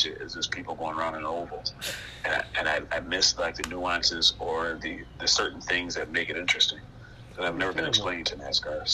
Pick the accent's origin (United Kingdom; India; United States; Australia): United States; Rochester, New York; I am from Rochester originally. I grew up on the west side of Rochester